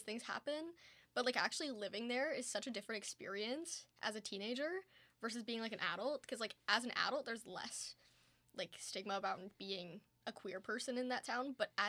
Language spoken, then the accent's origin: English; Stratford, Ontario, Canada; I grew up in Stratford, Ontario.